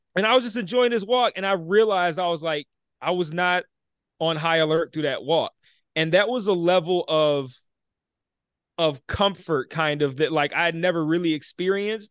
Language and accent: English; Detroit, Michigan, United States; born and raised in Detroit